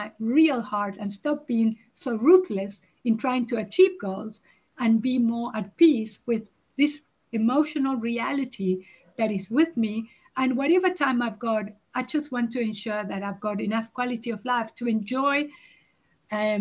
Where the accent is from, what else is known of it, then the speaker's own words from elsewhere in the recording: Uruguay; now in South Africa; I'm originally from Uruguay, so I emigrated to South Africa